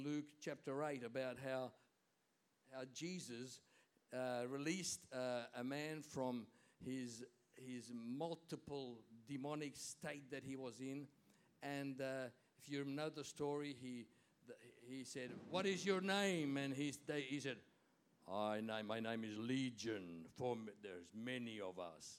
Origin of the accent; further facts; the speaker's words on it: Hungary; moved away; I was born in Hungary, you know that, and in Hungarians we always used to celebrate Christmas Eve